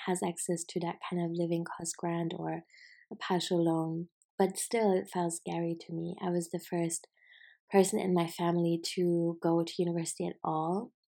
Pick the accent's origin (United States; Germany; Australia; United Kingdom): Germany; I'm from Germany